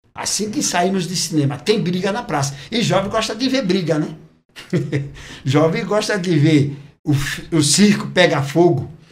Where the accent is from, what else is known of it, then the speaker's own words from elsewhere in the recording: Recife, Pernambuco, Brazil; now in São Paulo, Brazil; eu sou natural do Recife. Recife, Pernambuco.